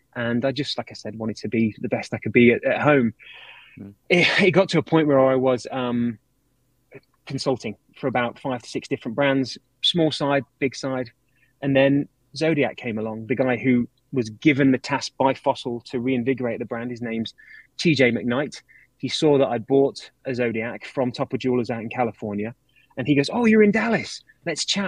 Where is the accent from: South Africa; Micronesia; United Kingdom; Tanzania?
United Kingdom; I'm British.